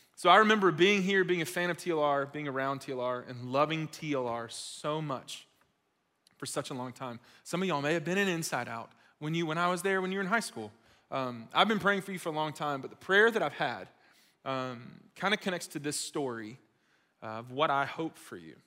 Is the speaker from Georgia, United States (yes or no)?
yes; Gwinnett County, Georgia, United States; I grew up in Gwinnett, uh, other side of Atlanta.